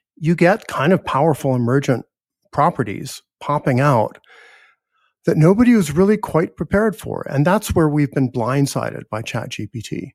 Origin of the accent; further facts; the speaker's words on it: United States; I'm American